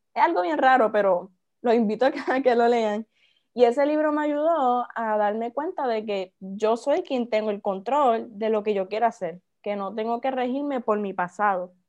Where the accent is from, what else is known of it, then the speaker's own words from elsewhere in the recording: Naranjito, Puerto Rico; Soy de Naranjito, tengo 20 años, soy estudiante universitaria